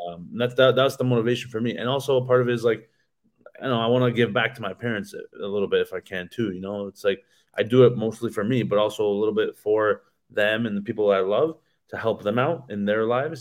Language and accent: English; Canada; in my hometown